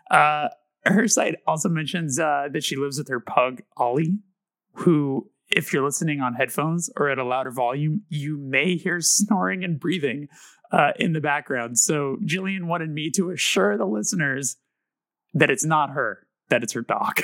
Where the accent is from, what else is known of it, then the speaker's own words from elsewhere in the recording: Burbank, California, United States; born and raised in Burbank